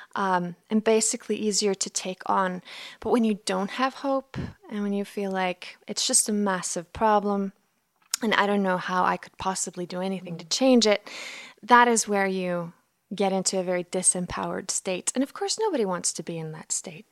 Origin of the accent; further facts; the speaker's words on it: Iceland; I'm from Iceland, so this all took place in an Icelandic high school